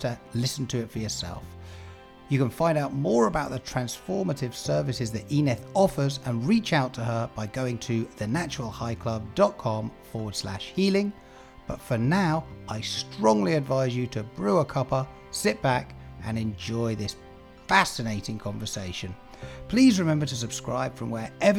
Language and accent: English; Wales, United Kingdom; also born or lived in London / Manchester / Spain; now in San Francisco, United States; I am from the UK. I was born in Wales and lived most of my life in the UK and in London and Manchester.